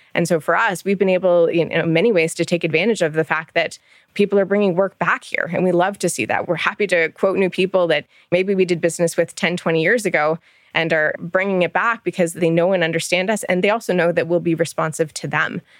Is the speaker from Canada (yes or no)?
yes; Ontario, Canada; moved away as an adult; also born or lived in Michigan; now in Alberta, Canada; I'm from Ontario originally. My family is still out in Ontario. I grew up there